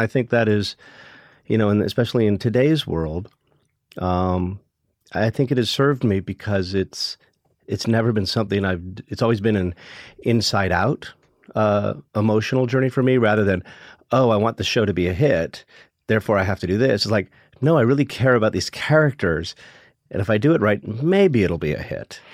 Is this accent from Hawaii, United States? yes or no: yes; Hawaii, United States; I was born and raised in Hawaii